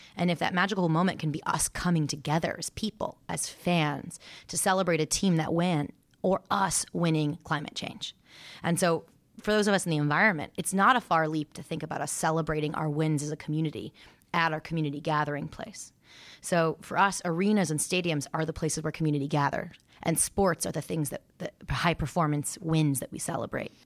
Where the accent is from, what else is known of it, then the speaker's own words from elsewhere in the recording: Santa Monica, California, United States; also born or lived in Oregon; I was raised in Santa Monica, California